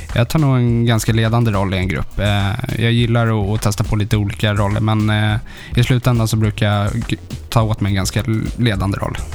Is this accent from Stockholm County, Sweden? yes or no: yes; Stockholm, Stockholm County, Sweden; Sätra, alltså en, eh, lite söder om Stockholm